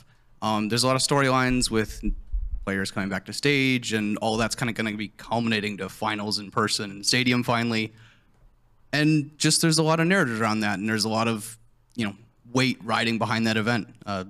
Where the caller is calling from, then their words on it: Buffalo, New York, United States; Buffalo, New York.